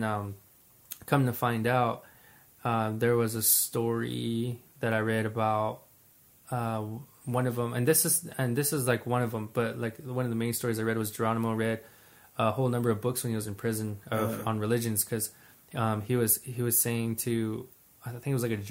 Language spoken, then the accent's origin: English; New Mexico, United States; I was born on my reservation